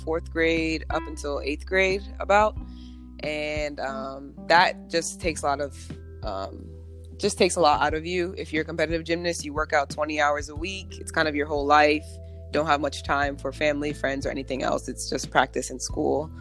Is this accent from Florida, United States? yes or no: no; Mount Olive, New Jersey, United States; moved away as an adult; also born or lived in Georgia; I'm from New Jersey, so I grew up in Mount Olive, New Jersey.